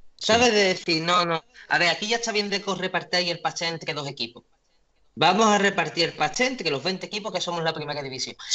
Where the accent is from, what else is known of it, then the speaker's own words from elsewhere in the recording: Cádiz, Andalusia, Spain; also born or lived in Madrid; el Cádiz también, porque es el equipo de la tierra